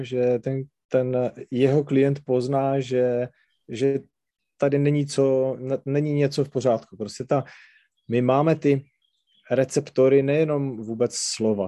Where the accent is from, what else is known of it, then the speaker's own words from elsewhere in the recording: Třinec, Moravian-Silesian Region, Czechia; accent: Silesian dialect; first language Silesian dialect; Czech is a second language; to specifické nářečí, to sleské, a říkám, takhle se tady bavit nebudeme, protože tohle byl můj rodný jazyk a čeština, tu jsem si až musel naučit jako druhou